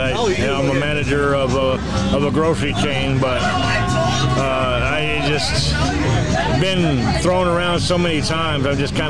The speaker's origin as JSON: {"language": "English", "town": "Chicago", "region": "Illinois", "country": "United States", "said": "I'm from Chicago."}